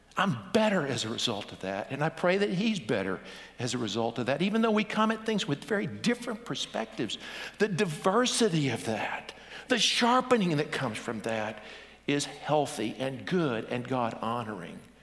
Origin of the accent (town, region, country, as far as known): United States